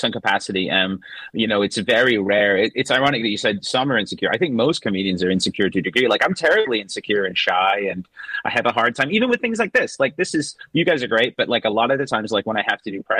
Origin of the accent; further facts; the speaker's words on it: west coast of Canada, British Columbia, Canada; also born or lived in Sheffield, England / Vancouver, Canada / Los Angeles, United States / London, England; I was born in England, in Sheffield, in the north of England, and then I grew up. I moved to Canada when I was 5, and I grew up on the west coast of Canada